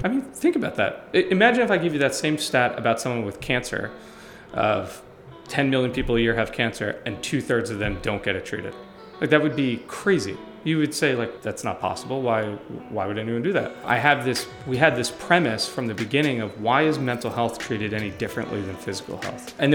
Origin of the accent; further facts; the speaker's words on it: Long Island, New York, United States; moved away as an adult; now in Philadelphia, United States; I'm from Long Island